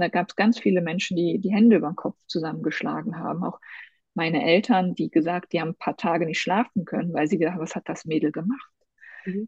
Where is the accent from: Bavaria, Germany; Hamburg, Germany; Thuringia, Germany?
Thuringia, Germany; Thuringian Forest, Germany; ich komme aus dem Thüringer Wald. Ich ähm, bin in der DDR groß geworden.